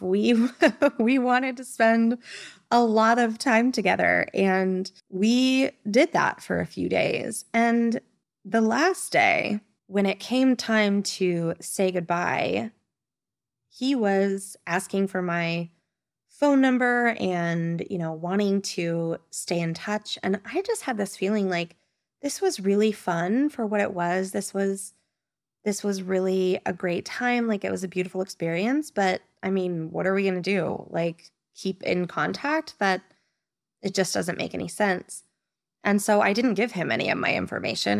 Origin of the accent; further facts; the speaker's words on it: Nevada, United States; moved away as an adult; now in Spain; I am from the beautiful state of Nevada.